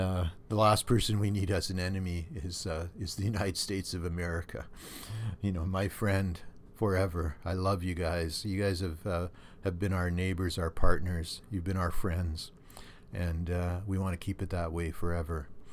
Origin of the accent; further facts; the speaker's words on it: Thunder Bay, Ontario, Canada; when I was a kid and l, growing up in Thunder Bay